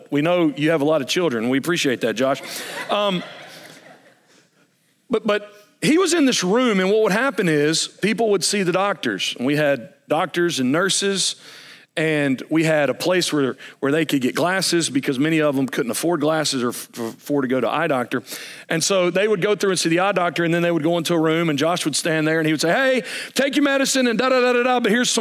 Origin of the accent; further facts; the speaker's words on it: United States; as an American